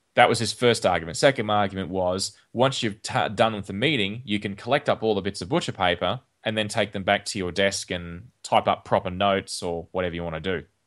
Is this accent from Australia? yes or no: yes; Australia; when I was growing up in Australia